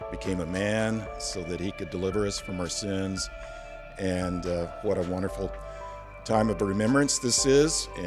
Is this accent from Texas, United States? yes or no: yes; Texas, United States; I'm from Texas, and this is what I have to say.